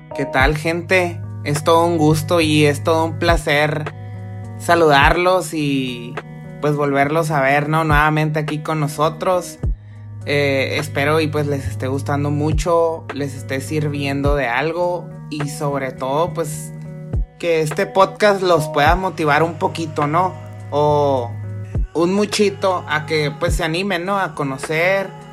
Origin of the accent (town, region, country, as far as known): Mexico